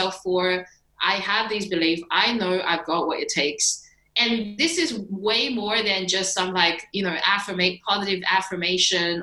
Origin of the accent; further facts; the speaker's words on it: China; I was born in China. And like growing up was a freaking struggle.